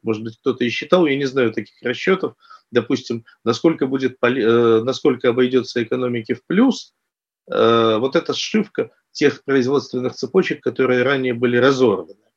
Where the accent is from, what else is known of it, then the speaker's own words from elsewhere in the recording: Taganrog, Rostov Oblast, Russia; я вот родом из Ростовской области, Ростов, Таганрог, и я помню, как это было в детстве